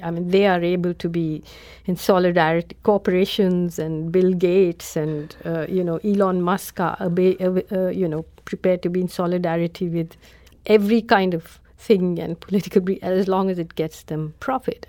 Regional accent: India; as an Indian

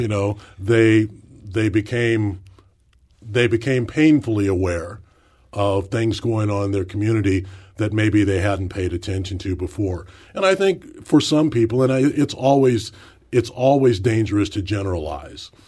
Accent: St. Louis, Missouri, United States; work in my hometown

